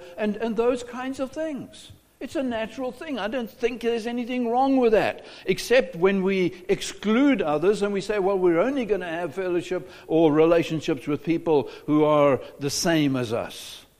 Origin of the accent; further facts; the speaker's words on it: South Africa; moved away as an adult; now in United States; not American. My culture is not American. I am a South African. I will never be an American.